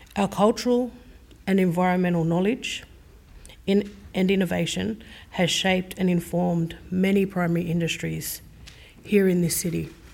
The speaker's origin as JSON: {"language": "English", "town": "Sydney", "region": "New South Wales", "country": "Australia", "tie": "born or raised there", "said": "I was born on Gadigal land and I am a descendant of multiple Sydney coastal clan groups"}